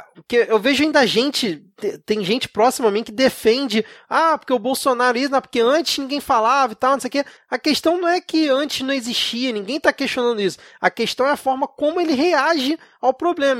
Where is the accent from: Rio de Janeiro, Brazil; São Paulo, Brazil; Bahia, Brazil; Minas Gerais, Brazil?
Rio de Janeiro, Brazil; eu, como um bom carioca